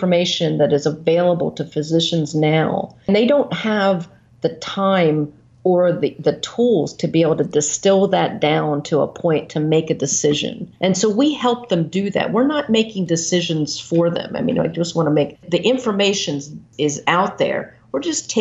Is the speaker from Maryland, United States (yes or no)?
yes; Maryland, United States; moved away as an adult; now in Iowa, United States; Yeah, so I'm from Maryland. Very proud to be from the East Coast